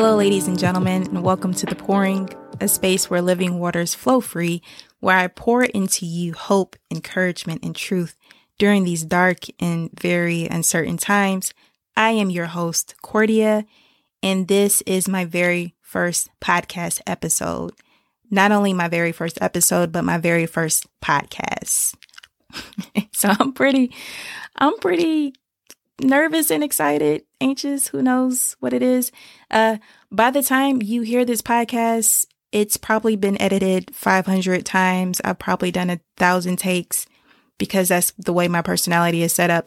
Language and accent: English; Decatur, Georgia, United States; I grew up in the Decatur, Stone Mountain area